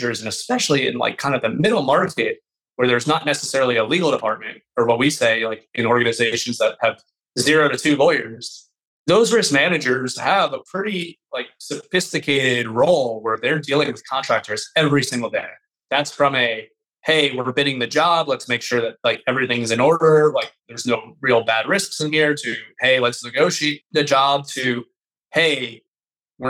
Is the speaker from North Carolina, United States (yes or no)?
no; Miami, Florida, United States; my hometown in Miami, Florida